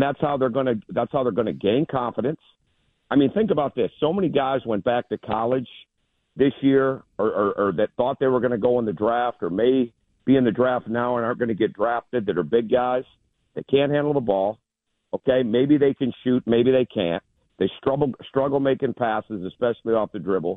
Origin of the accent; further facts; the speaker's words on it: Michigan, United States; growing up in Michigan